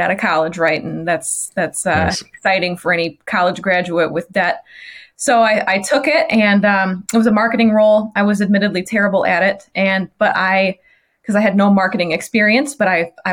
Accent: Michigan, United States; moved away as an adult; also born or lived in Chicagoland; I moved on a whim from Michigan, where I grew up, to Chicagoland

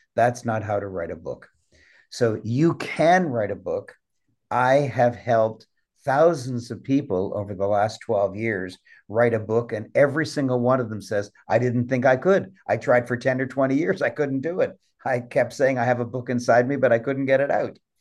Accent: Canada; I'm a Canadian

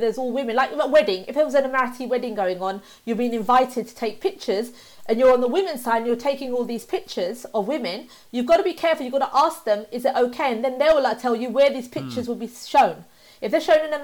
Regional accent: United Kingdom; I was born up in the UK and I'm British through and through

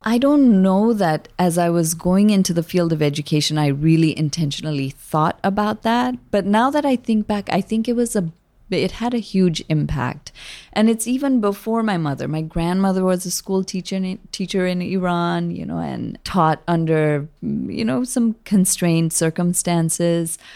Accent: Kathmandu, Bagmati, Nepal; moved away as an adult; now in San Francisco, United States; My journey began in Kathmandu, Nepal, a small country sandwiched between India and China. My father is from Nepal and my mother was Iranian. I was born there and grew up bicultural in Nepal.

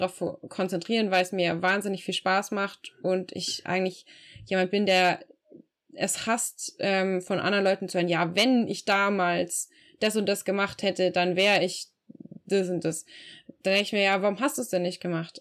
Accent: Regensburg, Bavaria, Germany; also born or lived in Frankfurt; meiner Heimatstadt Regensburg

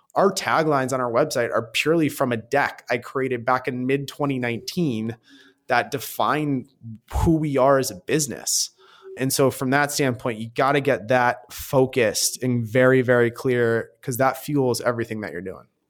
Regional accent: Michigan, United States; moved away as an adult; also born or lived in New York; now in New York City, United States; I'm from Michigan

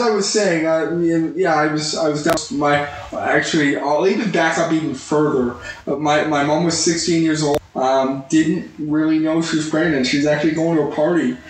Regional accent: Spruce Grove, Alberta, Canada; moved away as an adult; also born or lived in Edmonton; now in California, United States; I grew up, born and raised in Edmonton, actually Spruce Grove

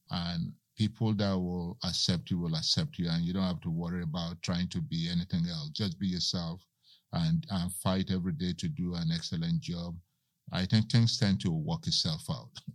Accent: Lagos, Nigeria; also born or lived in Macon; now in United States; I grew up in Lagos, Nigeria

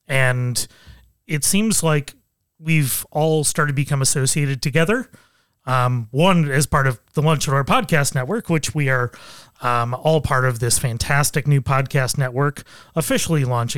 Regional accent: Buffalo, New York, United States; I grew up in Buffalo and I had more than a full year where I did not wear pants.

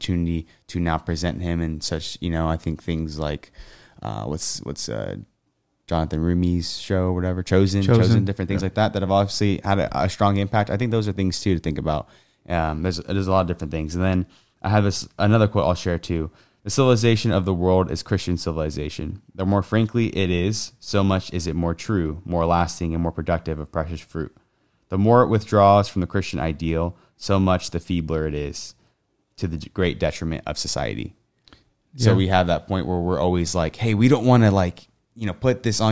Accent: United States; as Americans

